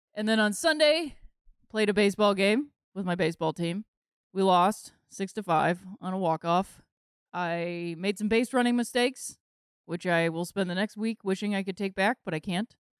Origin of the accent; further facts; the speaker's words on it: Akron, Ohio, United States; my hometown of Akron